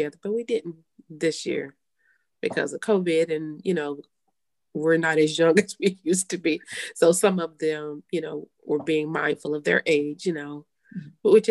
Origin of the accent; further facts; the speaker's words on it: Guthrie, Oklahoma, United States; moved away as an adult; I was born in Oklahoma City, but I was raised in Guthrie